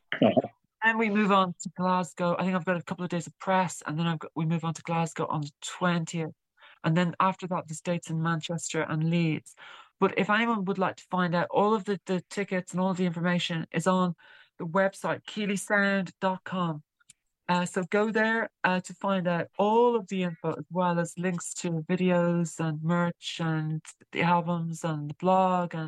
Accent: Ireland; I'm Irish, obviously, and I'm based in Ireland for now at least

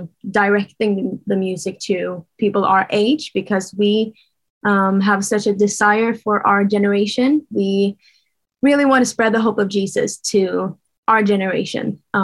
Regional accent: Sweden; first language Swedish; English is a second language; We are from Sweden. So our first language is Swedish, but our mom is Norwegian, actually. So we speak Norwegian as well.

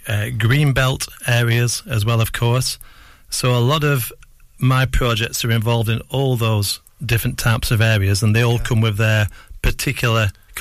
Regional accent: Colne, North West England, United Kingdom; moved away as an adult; also born or lived in Birmingham / Ribble Valley; I was born and brought up in Cone, the other side of the hill.

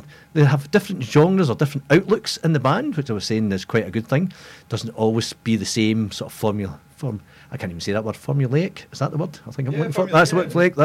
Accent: Glasgow, Scotland, United Kingdom; we're from the Glasgow area

